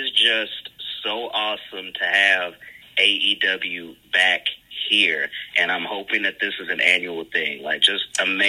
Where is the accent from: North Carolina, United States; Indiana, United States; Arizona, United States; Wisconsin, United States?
North Carolina, United States; Dude, I'm born and raised in North Carolina.